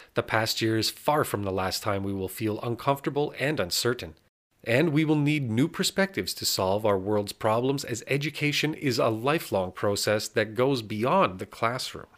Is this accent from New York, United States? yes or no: no; Texas, United States; moved away as an adult; also born or lived in Singapore; now in California, United States; where I grew up in Texas. I moved to California